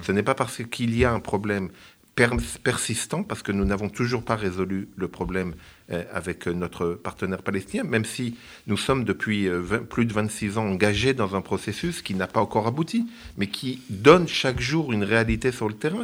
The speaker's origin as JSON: {"language": "French", "country": "Israel", "moved": "yes", "lives_now": "France", "said": "chez nous en Israël"}